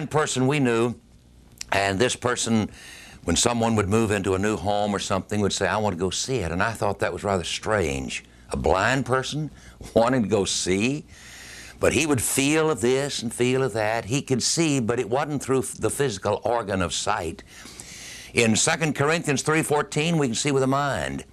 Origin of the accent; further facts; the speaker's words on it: United States; our country, America